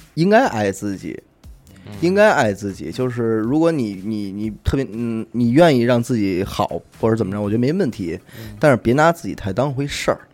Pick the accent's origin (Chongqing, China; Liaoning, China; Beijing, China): Beijing, China; 我从小也没离开过家，因为咱生在北京